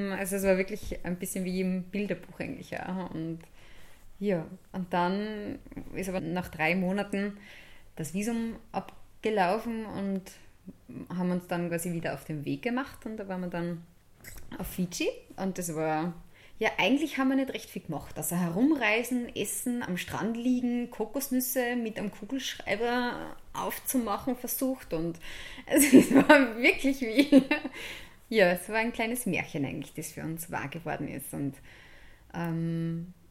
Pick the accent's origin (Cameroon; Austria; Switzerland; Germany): Austria; Steyr, Upper Austria; also born or lived in Kirchdorf an der Krems / St. Blasien bei Bad Hall; Ja, also ich bin in Kirchdorf an der Krems geboren, bin dann in der Stadt Steyr die ersten sechs Jahre aufgewachsen und sind dann nach St. Blasien bei Bad Hall übersiedelt.